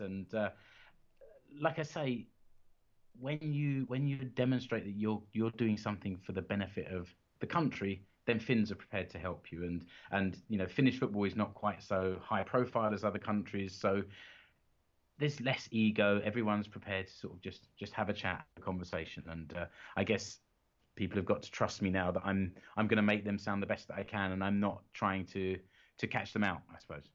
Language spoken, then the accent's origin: English; London, United Kingdom; now in Seinäjoki, Finland; I'm a Brit, I'm from London originally. I'm now living in Finland